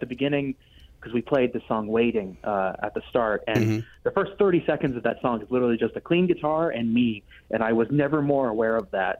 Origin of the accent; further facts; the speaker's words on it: Los Angeles, California, United States; SoFi at LA, my hometown.